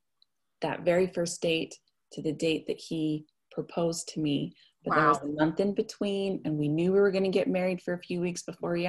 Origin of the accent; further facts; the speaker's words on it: Salt Lake Valley, Utah, United States; also born or lived in Logan, Utah; I was born and raised in the Salt Lake Valley. I went to Murray